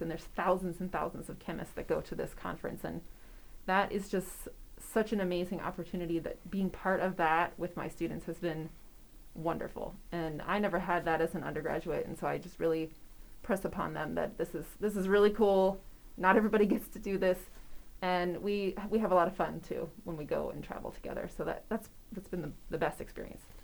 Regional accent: Wisconsin, United States; now in York, United States; I'm originally from Wisconsin

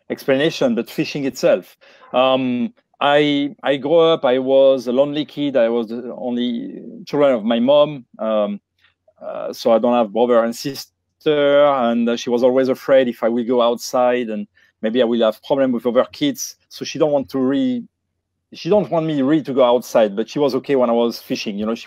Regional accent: Bordeaux, Nouvelle-Aquitaine, France; moved away; Where I grew up in the Bordeaux, in the southwest region area of France

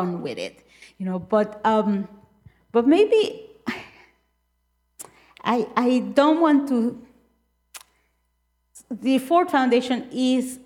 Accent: Nicaragua; I am certainly from Nicaragua

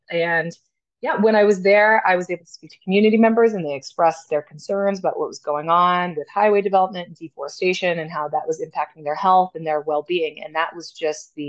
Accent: Florida, United States; also born or lived in New Orleans, Louisiana / South Africa; So we headed to Florida. And then that's where I grew up

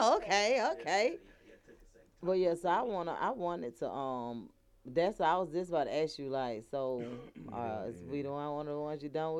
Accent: Atlanta, Georgia, United States; I have always said I'm from Atlanta, so like, I'll be honest with you, I don't even see myself living in another state.

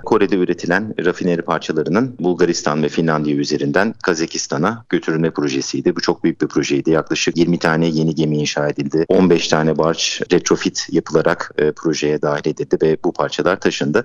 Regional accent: Adana, Turkey; moved away; also born or lived in Istanbul / Denmark; ben 1983 Adana doğumluyum

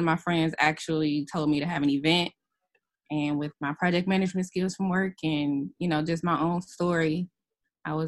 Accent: Detroit, Michigan, United States; moved away as an adult; now in Montgomery, United States; I'm from Detroit

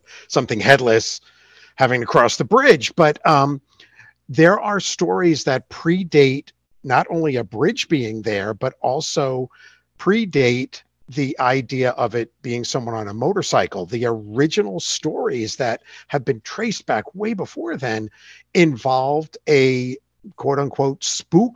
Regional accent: New York, United States; moved away as an adult; now in Ohio, United States; I grew up in New York State

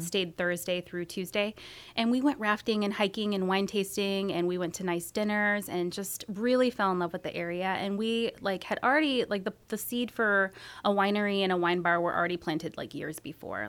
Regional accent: San Jose, California, United States; moved away as an adult; also born or lived in Santa Cruz, California; now in Medford, United States; I grew up in San Jose

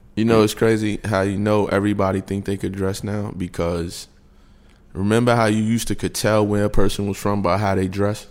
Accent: New York, United States; now in Atlanta, United States; us from New York

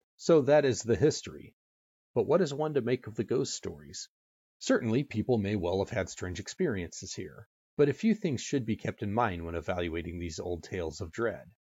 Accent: California, United States; my home state of California

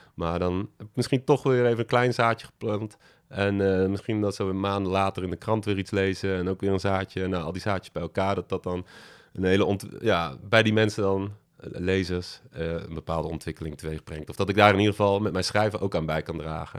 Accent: Berg, North Brabant, Netherlands; born or raised there; moved away as an adult; also born or lived in Utrecht

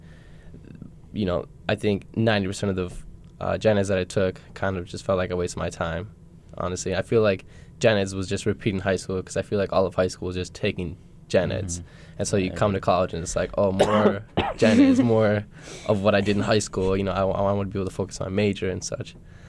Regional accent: Minneapolis, Minnesota, United States; moved away as an adult; now in Superior, United States; I am from Minneapolis, Minnesota. So just 2.5 hours south from here, Spear. I came here to play soccer and study, get my education.

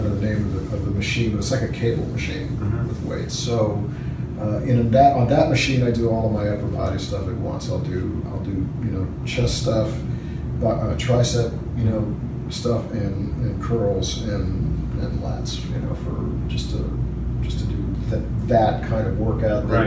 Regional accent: St. Louis, Missouri, United States; Uh, Midwest St. Louis.

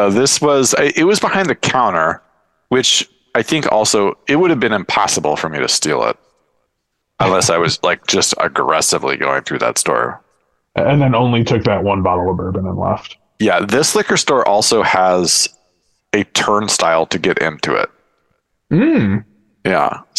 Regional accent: Seattle, Washington, United States; I'm from Seattle.

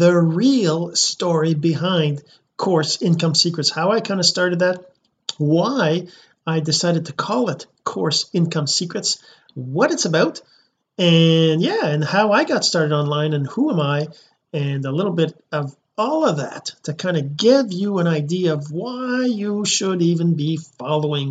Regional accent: Sept-Îles, Quebec, Canada; I'm a Canadian, a French Canadian. I actually was born in Quebec, a small town called Sept Îles, which means seven islands in English

